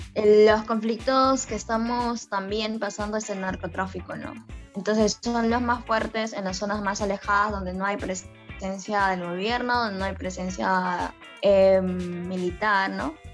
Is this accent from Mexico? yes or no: no; Camisea, Cusco, Peru; yo soy de Camisea